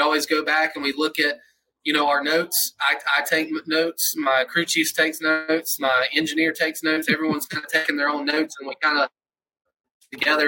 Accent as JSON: {"language": "English", "town": "Atlanta", "region": "Georgia", "country": "United States", "tie": "born or raised there", "moved": "yes", "said": "I grew up in Atlanta, Georgia area"}